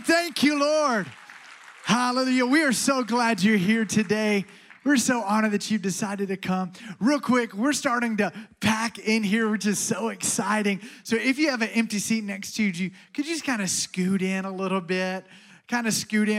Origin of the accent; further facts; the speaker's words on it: Alabama, United States; I'm from Alabama.